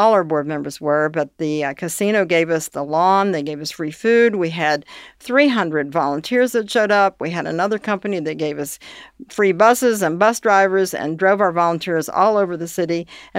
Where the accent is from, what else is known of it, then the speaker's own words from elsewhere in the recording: Northern Kentucky, United States; I grew up in Northern Kentucky. I moved there when I was 2.